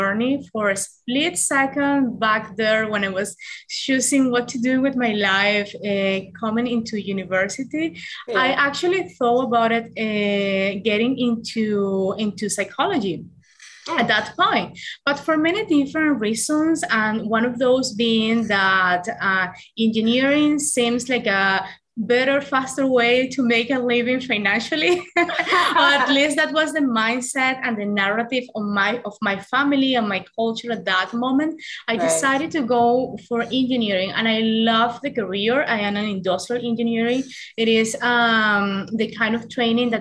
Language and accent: English; Venezuela; born or raised there; English is a second language; moved away as an adult; now in Canada